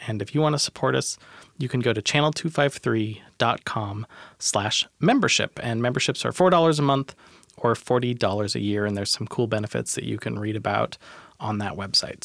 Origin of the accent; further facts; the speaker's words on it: Tacoma, Washington, United States; I'm from Tacoma